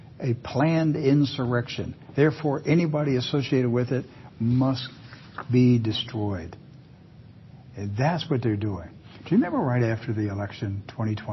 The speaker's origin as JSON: {"language": "English", "region": "Western Maryland", "country": "United States", "tie": "born or raised there", "said": "I grew up in Western Maryland."}